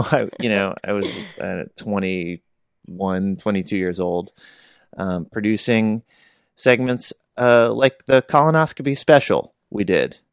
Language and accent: English; West Virginia, United States; I grew up in West Virginia